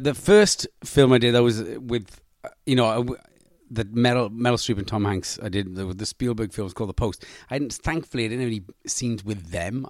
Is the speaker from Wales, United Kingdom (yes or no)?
yes; Wales, United Kingdom